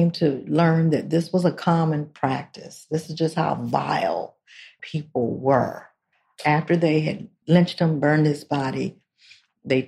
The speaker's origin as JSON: {"language": "English", "town": "Salisbury", "region": "Maryland", "country": "United States", "said": "I'm from Salisbury, Maryland"}